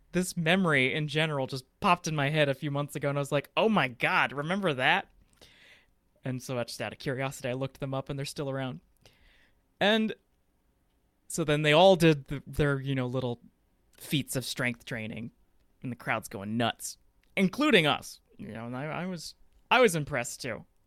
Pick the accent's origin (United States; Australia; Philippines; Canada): United States; Fort Worth, Texas; I'm from Fort Worth, Texas